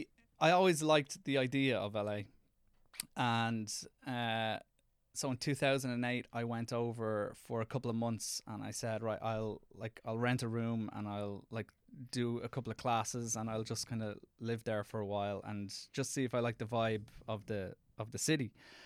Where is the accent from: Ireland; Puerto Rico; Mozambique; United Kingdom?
Ireland; accent: Irish; No, I go in speaking in my Irish accent, which probably isn't the greatest thing.